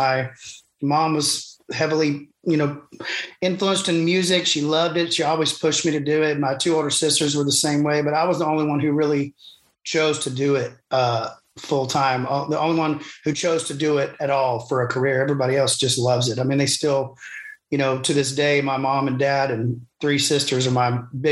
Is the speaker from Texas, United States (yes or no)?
yes; Waco, Texas, United States; Growing up in Waco, there was the mainstream country station there